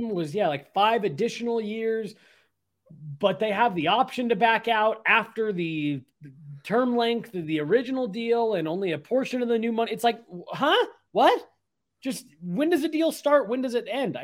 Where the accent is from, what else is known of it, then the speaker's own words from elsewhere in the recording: Denver, Colorado, United States; being a kid growing up in Denver